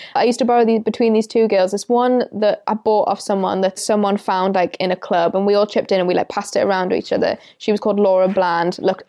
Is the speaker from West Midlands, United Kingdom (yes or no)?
no; Newcastle upon Tyne, North East England, United Kingdom; growing up in Newcastle for me?